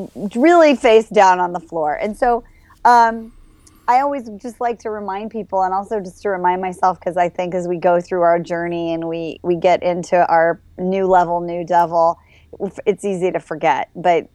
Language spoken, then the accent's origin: English; Midwest, United States; moved away; also born or lived in Los Angeles; I grew up in the Midwest, nice Jewish family